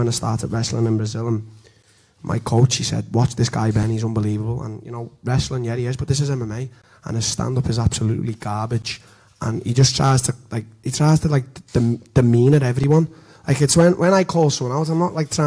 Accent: Liverpool, North West England, United Kingdom; in my hometown, you know, just to sell out.

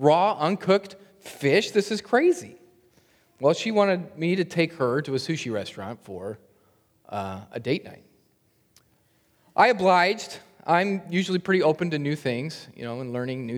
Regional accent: Lincoln, Nebraska, United States; I grew up in Lincoln, Nebraska

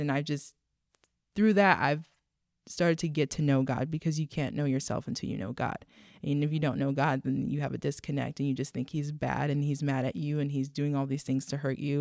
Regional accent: Texas, United States; I grew up in Texas

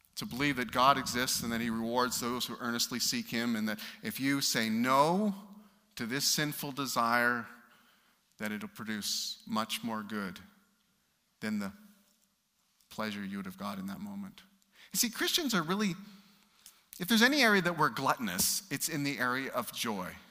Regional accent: Canada; As a Canadian

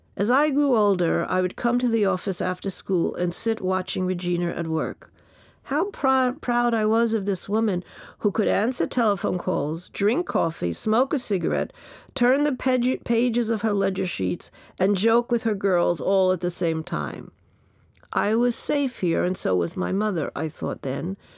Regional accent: New York City, New York, United States; born or raised there; also born or lived in Bayside, Queens

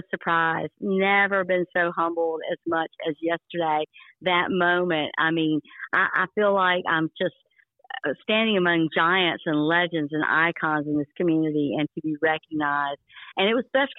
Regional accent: Carteret County, North Carolina, United States; moved away as an adult; now in Lenoir County, United States; I grew up in Carteret County

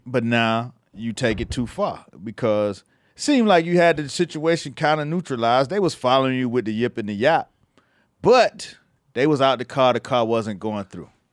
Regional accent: Miami, Florida, United States; moved away; because I was from Miami, I was fresh out of Miami.

